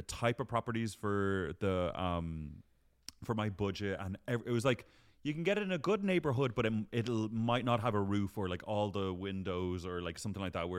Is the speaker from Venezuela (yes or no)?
no; Ireland; now in London, United Kingdom